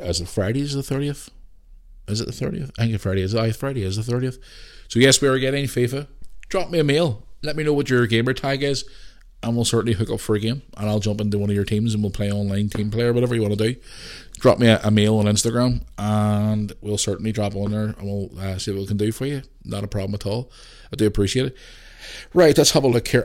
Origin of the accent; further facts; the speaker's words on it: Belfast, Northern Ireland, United Kingdom; growing up in Belfast during the Troubles